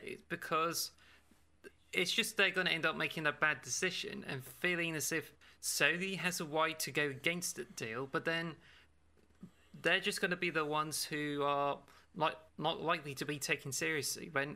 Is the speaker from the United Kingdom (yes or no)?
yes; Cornwall, South West England, United Kingdom; I'm Cornish